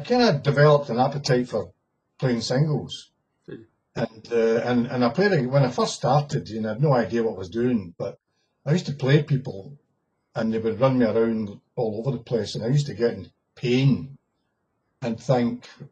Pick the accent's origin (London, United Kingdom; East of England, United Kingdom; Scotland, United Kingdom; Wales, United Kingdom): Scotland, United Kingdom; Glasgow; also born or lived in Lake District; I'm from Glasgow